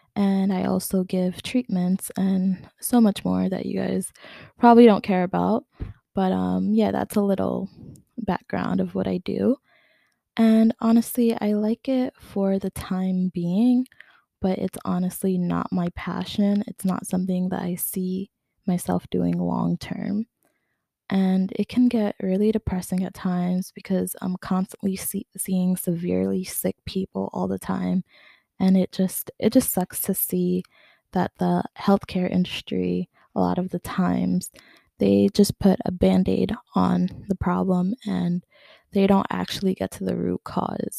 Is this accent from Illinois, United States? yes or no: no; New York City, New York, United States; now in Long Island, United States; I'm originally from Queens, but I recently moved to Long Island.